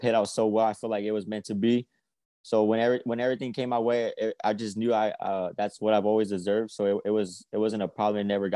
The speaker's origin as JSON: {"language": "English", "region": "Texas", "country": "United States", "tie": "born or raised there", "said": "my hometown"}